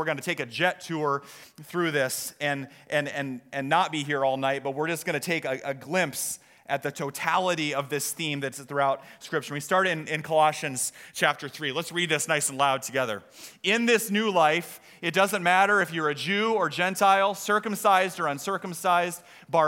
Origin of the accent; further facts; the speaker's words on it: Story City, Iowa, United States; now in Des Moines, United States; I grew up in Story City, and our town celebration is Scandinavian Days